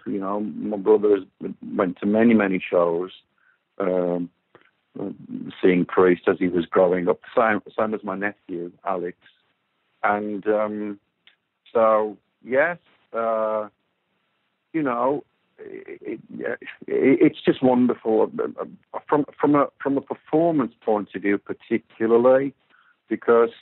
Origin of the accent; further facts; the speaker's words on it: Walsall, West Midlands, United Kingdom; I'm from Walsall, which is a very, you know, blue-collar, hard-working place